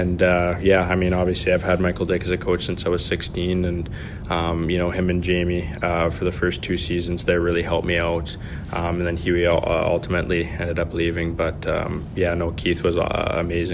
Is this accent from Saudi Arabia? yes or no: no; Lower Mainland, British Columbia, Canada; growing up in the Lower Mainland